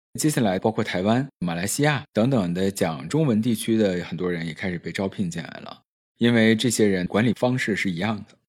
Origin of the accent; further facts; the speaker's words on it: Northeast China, China; accent: Northeastern; 我自己本身也是东北人嘛，我就用东北口音回他